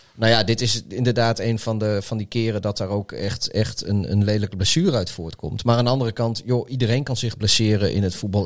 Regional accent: Netherlands; wij, wij, als Nederlanders

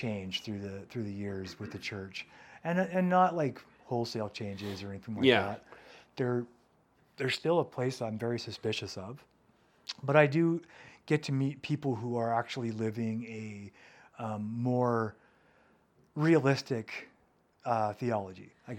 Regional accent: United States; now in Canada; Which is baffling to me as an American

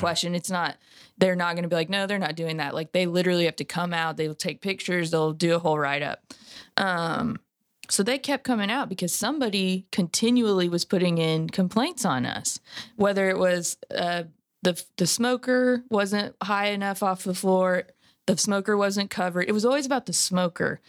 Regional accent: California, United States; moved away; I'm from California originally

